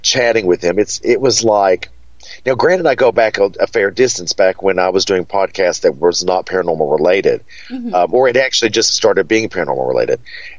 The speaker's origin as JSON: {"language": "English", "town": "Hippo Holler", "region": "Kentucky", "country": "United States", "said": "And I said, well, I'm from Kentucky. And they were like, no, it doesn't sound like Kentucky at all. And one woman said, Georgia, you're from Georgia. And I was like, no, I'm from a place called Hippo Holler."}